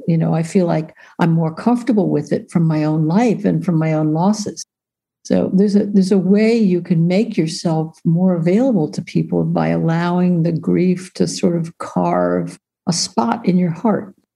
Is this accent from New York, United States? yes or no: yes; New York, United States; I grew up in New York